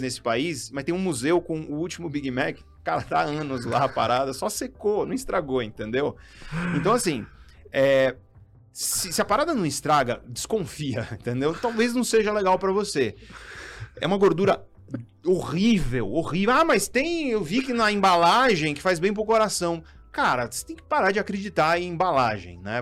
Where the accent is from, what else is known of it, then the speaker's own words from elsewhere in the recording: Guarujá, São Paulo, Brazil; eu sou Caissara, vim da periferia do Guarujá